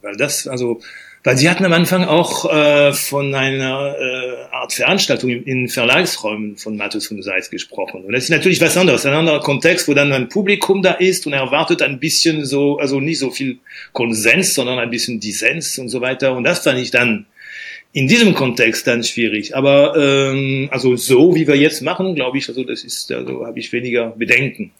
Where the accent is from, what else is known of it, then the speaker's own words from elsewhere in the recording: Normandy, France; moved away; aufgewachsen bin ich in der Normandie